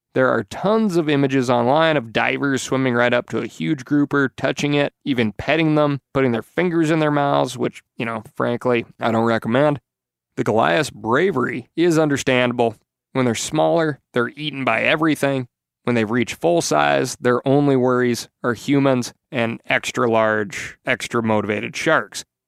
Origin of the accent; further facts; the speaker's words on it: Montana, United States; When I was growing up in Montana